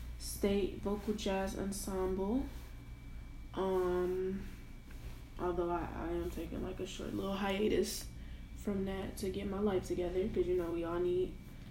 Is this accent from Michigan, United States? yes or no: yes; Detroit, Michigan, United States; I am from Detroit, Michigan. 313 for all my people back home.